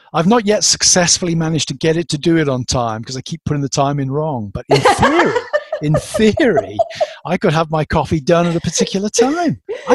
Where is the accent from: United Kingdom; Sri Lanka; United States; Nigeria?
United Kingdom; England; moved away; It's just that as an Englishman